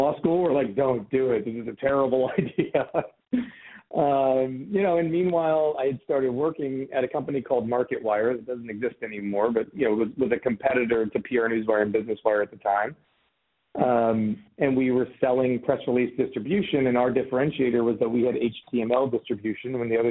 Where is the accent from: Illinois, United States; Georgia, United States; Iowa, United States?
Iowa, United States; Des Moines; moved away as an adult; also born or lived in St. Louis, Missouri / California; I grew up in Des Moines, Iowa.